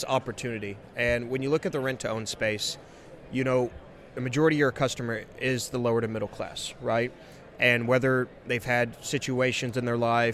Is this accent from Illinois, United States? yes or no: no; West Texas, United States; also born or lived in Dallas / Lubbock; born and bred West Texan.